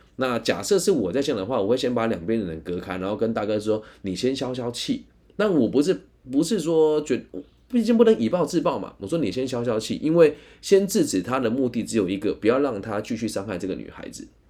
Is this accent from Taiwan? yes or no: yes; Taiwan; 我自己是台湾人